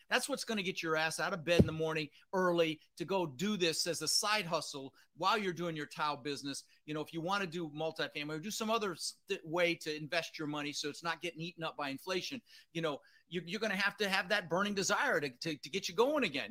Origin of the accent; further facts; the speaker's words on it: Denver, Colorado, United States; also born or lived in Netherlands; I was born in the Netherlands, you know, wooden shoes and windmills. And uh, ended up in Denver, Colorado